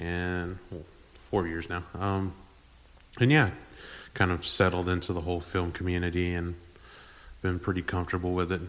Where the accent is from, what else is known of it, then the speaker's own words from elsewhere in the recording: San Antonio, Texas, United States; also born or lived in Edinburg, Texas; I'm from San Antonio